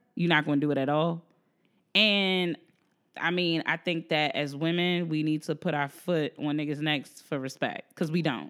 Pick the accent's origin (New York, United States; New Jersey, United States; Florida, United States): New Jersey, United States; I'm from New Jersey, and so I never grew up pumping my gas.